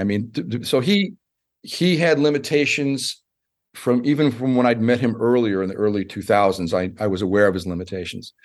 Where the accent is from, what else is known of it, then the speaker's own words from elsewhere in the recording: United States; I'm an American